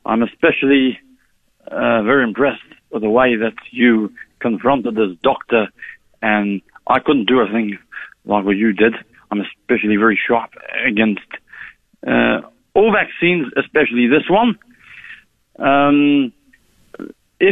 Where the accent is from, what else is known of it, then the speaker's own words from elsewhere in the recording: Melbourne, Victoria, Australia; moved away; my hometown, Melbourne, Australia